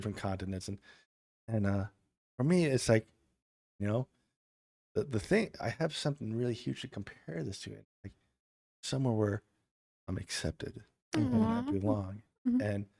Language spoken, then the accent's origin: English; Milwaukee, Wisconsin, United States; born there; Milwaukee. I like to think that the fact that I was born there gives me the right to be able to have that opinion.